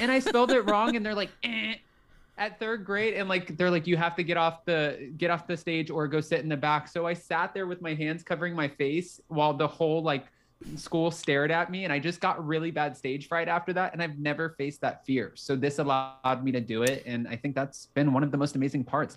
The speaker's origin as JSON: {"language": "English", "area": "Palm Beach County", "region": "Florida", "country": "United States", "also_born_or_lived": "Los Angeles, California", "moved": "as an adult", "said": "I'm originally from Palm Beach County, Florida, and it's about an hour north of Miami."}